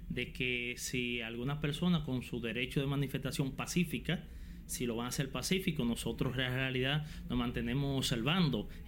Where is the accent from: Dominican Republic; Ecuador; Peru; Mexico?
Dominican Republic; Al final, en definitiva, todos somos dominicanos